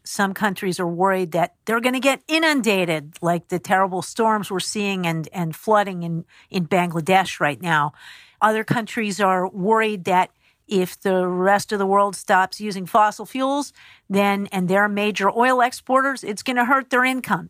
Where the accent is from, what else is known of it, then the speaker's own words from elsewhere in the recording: Pennsylvania, United States; I'm from Pennsylvania, and my hometown is in the heart of coal and railroad country